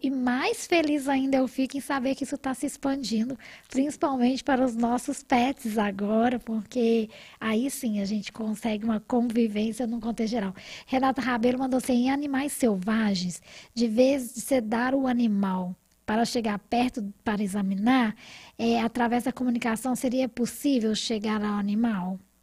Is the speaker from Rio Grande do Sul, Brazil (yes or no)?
no; Rio de Janeiro, Brazil; also born or lived in Paraty; now in Belo Horizonte, Brazil; eu venho também do Rio